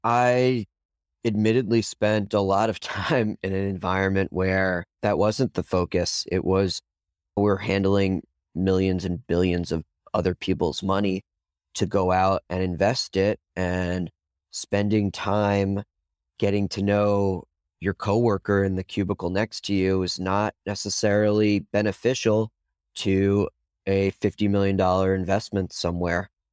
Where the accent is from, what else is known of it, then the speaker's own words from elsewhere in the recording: New York, United States; moved away as an adult; now in Chapel Hill, United States; the New Yorker that I am